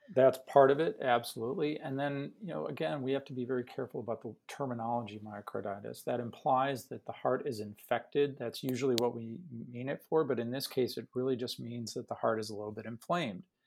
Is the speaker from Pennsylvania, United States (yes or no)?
no; Chicago, Illinois, United States; moved away as an adult; also born or lived in St. Louis / Loma Linda; now in Houston, United States; I am born and raised in Chicago on the South Side